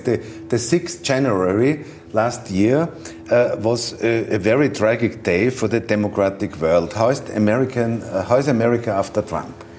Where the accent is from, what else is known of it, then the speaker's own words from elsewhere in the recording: Vienna, Austria; English is a second language; I come from Austria, from Vienna